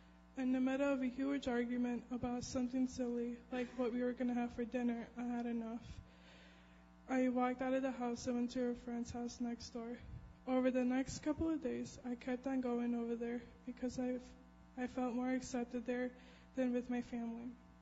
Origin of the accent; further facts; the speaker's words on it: San Antonio, Texas, United States; born there; I was born in San Antonio, Texas, a little over 17 years ago, to my mom and dad, the two older siblings, Valerie and Eleazar.